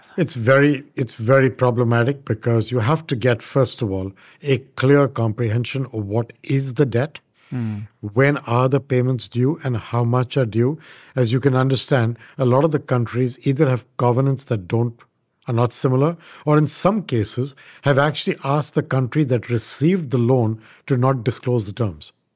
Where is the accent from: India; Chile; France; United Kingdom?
India; moved away as an adult; now in United States; I am an Indian by birth, but I did grow up in India.